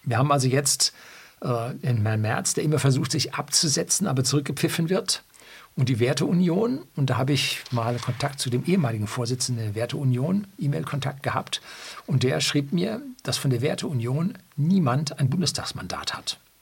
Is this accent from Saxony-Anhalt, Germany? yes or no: no; Bavaria, Germany; also born or lived in Seeshaupt; In Bayern sind wir die einstellige SPD schon lange äh, gewöhnt